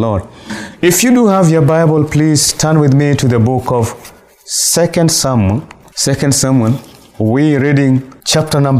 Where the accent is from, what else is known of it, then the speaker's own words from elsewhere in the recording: Nairobi, Kenya; I'm coming from Nairobi, Kenya